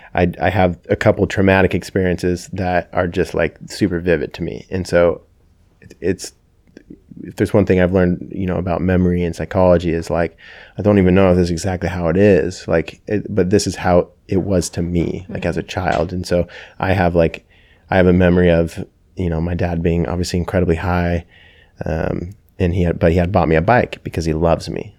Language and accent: English; Kelso, Washington, United States; also born or lived in Everett, Washington; I, uh, grew up in, in Kelso from ages, I think, three to nine. I think that we moved from Everett, um, Kelso, Washington.